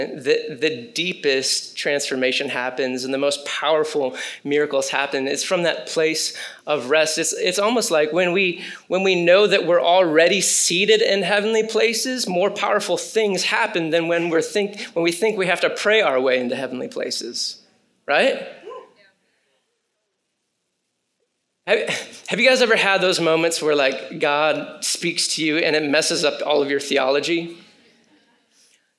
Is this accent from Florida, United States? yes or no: no; Michigan, United States; I grew up in Michigan